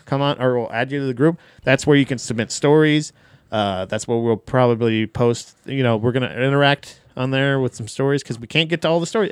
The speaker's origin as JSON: {"language": "English", "region": "Florida", "country": "United States", "said": "I am from Florida"}